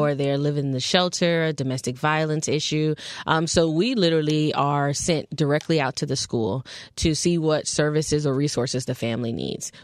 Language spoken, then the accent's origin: English; Fort Lauderdale, Florida, United States; also born or lived in Tallahassee, Florida; I'm originally from Fort Lauderdale, Florida, born and raised.